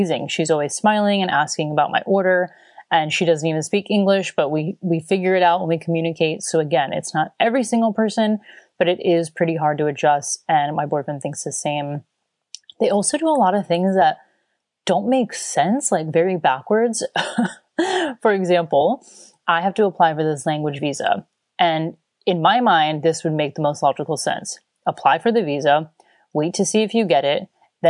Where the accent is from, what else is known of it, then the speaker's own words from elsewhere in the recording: Florida, United States; also born or lived in Chicago, United States / Sydney, Australia; now in Stralsund, Germany; I am from Florida. I just lived in Australia. I mean, I did live in Chicago for 5 years, which surprises a lot of people because of my sunshine state background